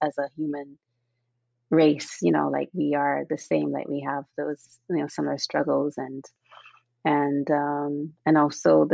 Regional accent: Barbados; also born or lived in Cuba / London / Hungary; now in Redwood City, United States; growing up in Barbados and growing up in the church

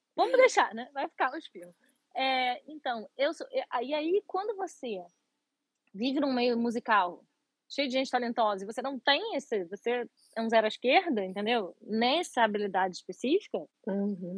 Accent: Rio de Janeiro, Brazil; moved away; Eu moro, moro morava no Rio, minha, sou carioca

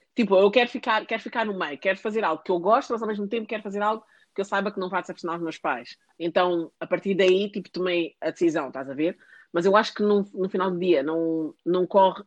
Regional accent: Portugal; now in United Kingdom; eu não nasci num sítio, eu nasci em Portugal.

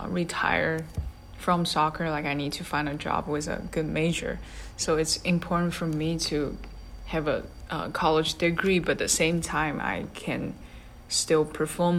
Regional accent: Shanghai, China; English is a second language; moved away as an adult; now in Tallahassee, United States; I'm from Shanghai, China

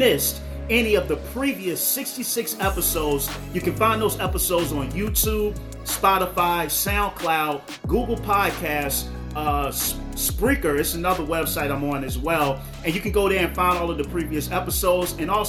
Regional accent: the South, United States; I'm American. I'm from the South, so you know I butcher your name all the time.

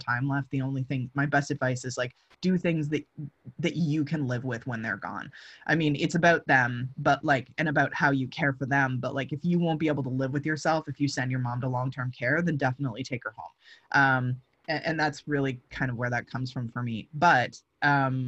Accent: London, Ontario, Canada; moved away; I'm from London, Ontario

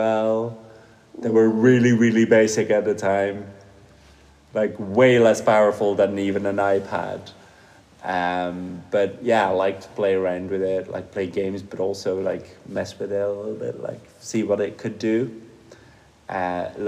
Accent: Flemish part of Belgium, Flanders, Belgium; first language Dutch; English is a second language; moved away as an adult; also born or lived in Doha, Qatar; now in Switzerland; I grew up in Belgium, in the Flemish part of Belgium. So I grew up speaking Dutch.

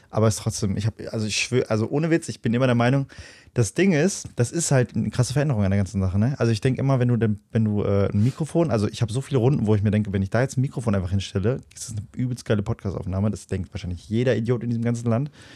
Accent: Löhne, North Rhine-Westphalia, Germany; wo ich herkomme, wo meine Heimat ist, so, warum, also, ne, dann sage ich mal Löhne

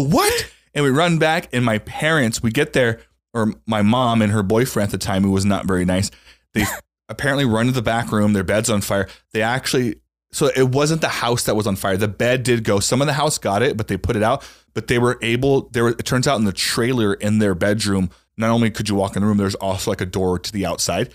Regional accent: Louisiana, United States; I grew up in Louisiana in a trailer

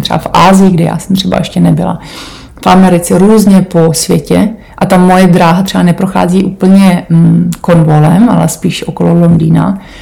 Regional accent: Czechia; moved away as an adult; also born or lived in Portugal; now in Cornwall, United Kingdom; já jsem z Podkrkonoší

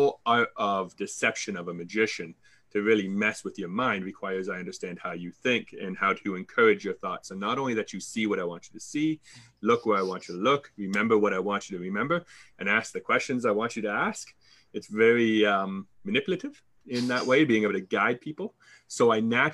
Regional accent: Canada; accent: Canadian; I'm Canadian, so fellow Canadians hear my accent, but other countries do not.

